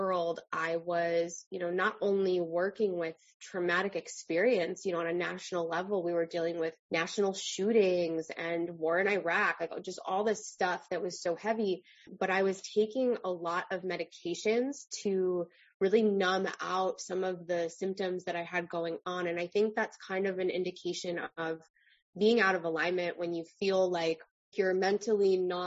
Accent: Long Island, New York, United States; I am originally from Long Island

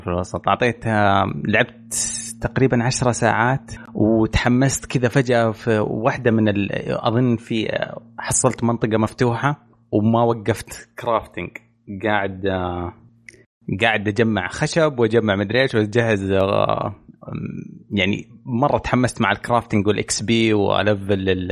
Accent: Eastern Province, Saudi Arabia; عندنا في الشرقيه

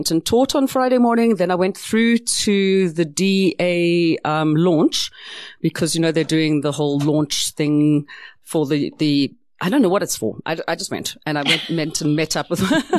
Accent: South Africa; South Africa is my country. I am South African

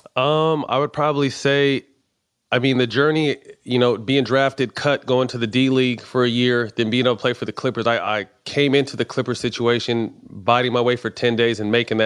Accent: Sacramento, California, United States; my hometown

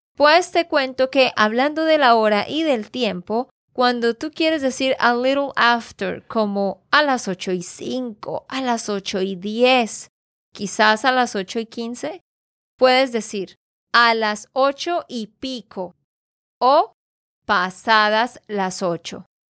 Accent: Santander, Colombia; de Santander, Colombia

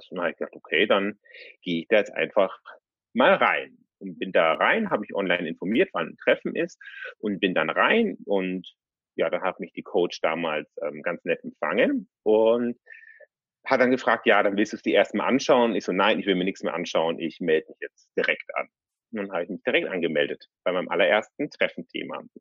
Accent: Munich, Bavaria, Germany; ich bin 36 äh, und ähm, ich komme aus München.

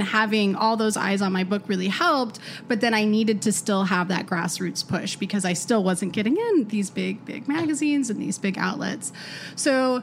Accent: Denver, Colorado, United States; I'm from Denver, Colorado

